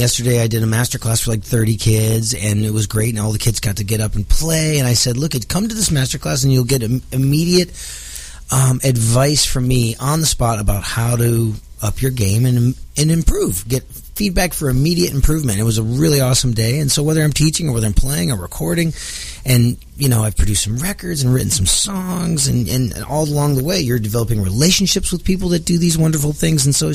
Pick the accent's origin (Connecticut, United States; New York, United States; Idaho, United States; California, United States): Connecticut, United States; Milford; moved away; also born or lived in Norwich, Connecticut / El Paso, Texas; I was born in Norwich, Connecticut, raised in Milford, Connecticut, wherever those are. I don't know. I left before I could drive. We moved to El Paso, Texas